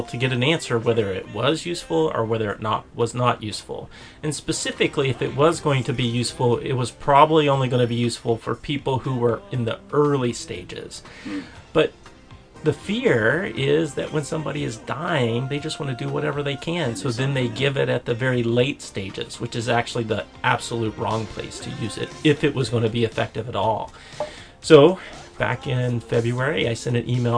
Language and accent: English; Chattanooga, Tennessee, United States; born or raised there; moved away